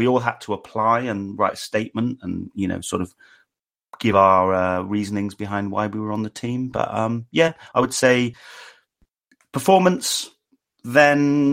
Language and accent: English; Wales, United Kingdom; I grew up in Wales and have a Welsh mother